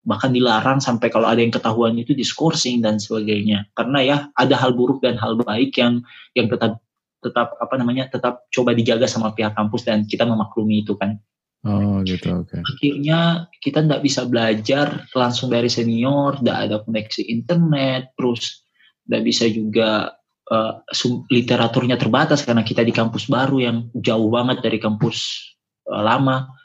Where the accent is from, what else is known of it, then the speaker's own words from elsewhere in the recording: Ambon, Maluku, Indonesia; moved away as an adult; now in Makassar, Indonesia; karena sekarang sekarang kan saya stay-nya di Makassar tapi saya itu sebenarnya bukan asli Makassar, saya tulen dari Ambon Maluku.